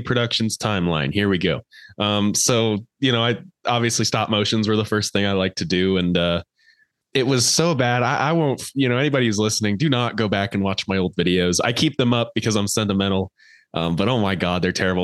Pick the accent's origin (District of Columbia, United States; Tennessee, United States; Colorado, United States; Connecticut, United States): Colorado, United States; I'm actually from Colorado.